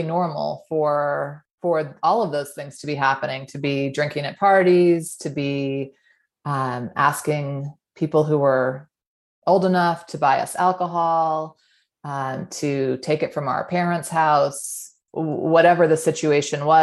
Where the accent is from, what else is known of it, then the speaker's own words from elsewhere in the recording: New England, United States; moved away as an adult; now in Utah, United States; I grew up in New England. I've been in Utah for the last 15 or 16 years